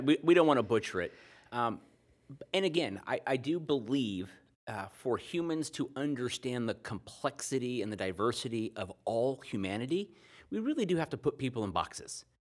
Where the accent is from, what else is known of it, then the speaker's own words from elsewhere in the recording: United States; being an American my whole life